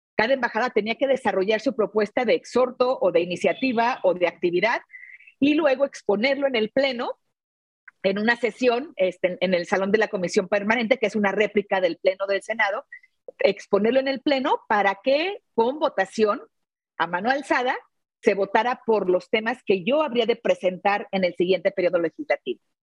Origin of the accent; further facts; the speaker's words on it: León, Guanajuato, Mexico; soy de León, Guanajuato